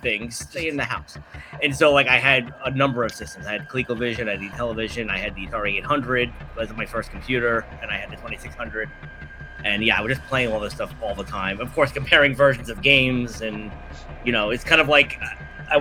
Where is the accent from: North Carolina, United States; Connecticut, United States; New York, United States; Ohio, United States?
New York, United States; New York City; I grew up in Brooklyn, New York